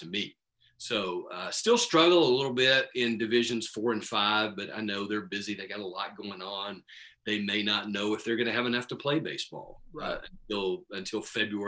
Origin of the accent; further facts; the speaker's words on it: Midland, Texas, United States; I grew up here in Midland playing baseball